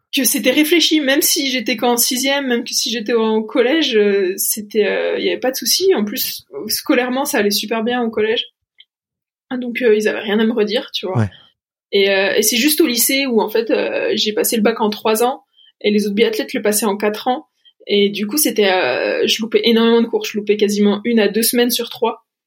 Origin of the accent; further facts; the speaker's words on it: Mouthe, Bourgogne-Franche-Comté, France; also born or lived in Pontarlier; j'ai grandi à Mout